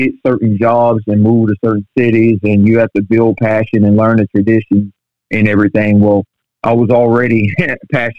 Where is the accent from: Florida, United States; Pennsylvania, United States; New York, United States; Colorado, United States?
Florida, United States; St. Petersburg; I'm born and raised in St. Petersburg